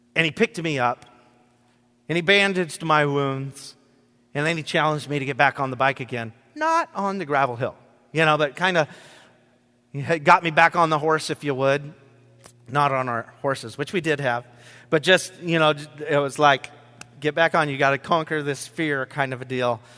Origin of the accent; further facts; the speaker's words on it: Rochester, Washington, United States; my farm that I grew up on in Rochester, Washington